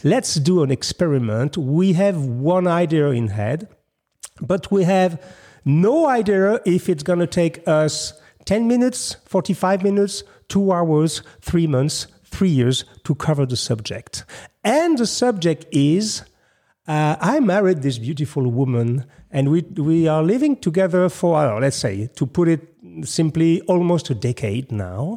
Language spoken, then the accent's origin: English; Paris, Île-de-France, France; moved away as an adult; now in United States; I'm from Paris